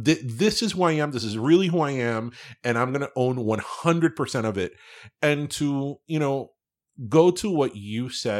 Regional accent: Miami, Florida, United States; it helps that we were raised in Miami.

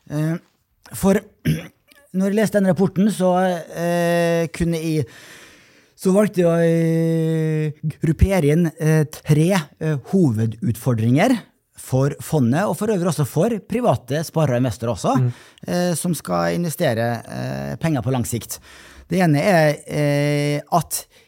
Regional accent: Molde, Møre og Romsdal, Norway; fra min hjemby Molde

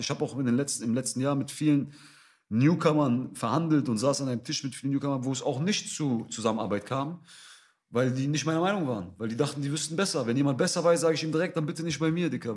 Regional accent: Essen, North Rhine-Westphalia, Germany; moved away; Ich bin in Essen aufgewachsen.

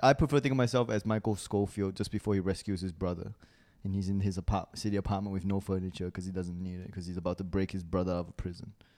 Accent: Singapore; accent: international school accent; moved away as an adult; also born or lived in Malaysia / Australia; I was, like, born in Malaysia, but I'm ethnically Chinese. And I grew up in Singapore.

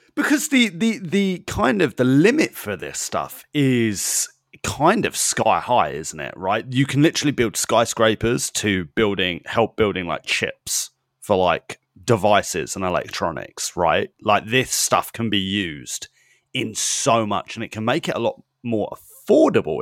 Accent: United Kingdom; as a British person, as a European

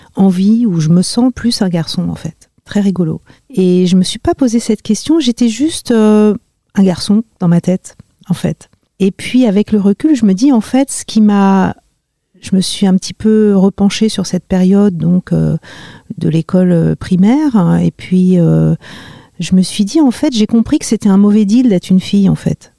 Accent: Marly-le-Roi, Île-de-France, France; j'ai grandi euh, en région parisienne, euh, dans les Yvelines, à Marly-le-Roi

